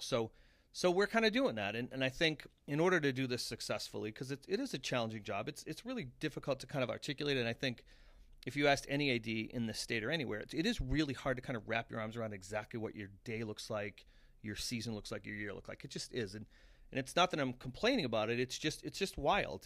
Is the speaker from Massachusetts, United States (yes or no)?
yes; Abington, Massachusetts, United States; I'm from Abington, and, and people's reaction would be like, oh, that's a tough little town